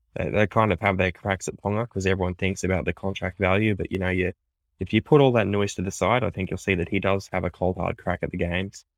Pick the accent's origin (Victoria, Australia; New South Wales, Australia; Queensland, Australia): Queensland, Australia; because I'm a Queenslander